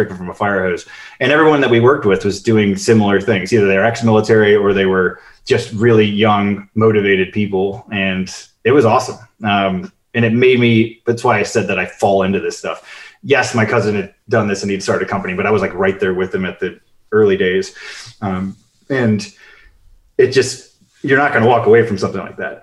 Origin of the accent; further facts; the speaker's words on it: Chicago, Illinois, United States; moved away; also born or lived in Cleveland; I grew up in Chicago